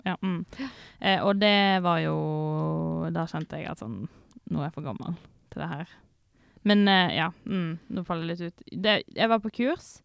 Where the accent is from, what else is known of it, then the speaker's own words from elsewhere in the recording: Sotra, Vestland, Norway; jeg er fra Sotra.